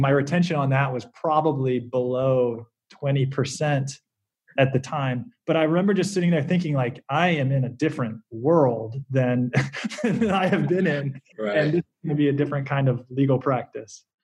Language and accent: English; South Carolina, United States; moved away as an adult; I grew up in South Carolina